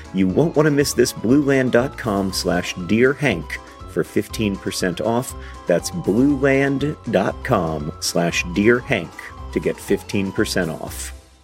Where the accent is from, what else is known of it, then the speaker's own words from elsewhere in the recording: Indianapolis, Indiana, United States; I'm from Indianapolis